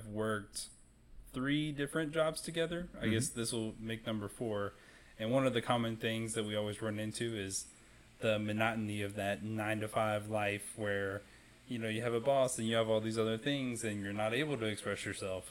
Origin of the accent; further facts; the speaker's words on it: Rock Hill, South Carolina, United States; I'm from Rock Hill, South Carolina. It's where I've kind of grown up